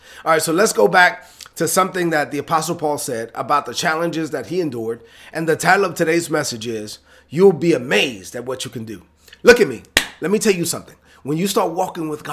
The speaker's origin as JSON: {"language": "English", "town": "New York City", "region": "New York", "country": "United States", "tie": "born or raised there", "said": "growing up in Brooklyn"}